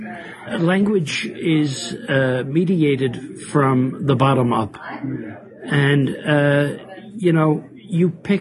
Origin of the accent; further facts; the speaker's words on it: New York City, New York, United States; moved away as an adult; now in Copenhagen, Denmark; Roosevelt Avenue, where I grew up, in Jackson Heights and Corona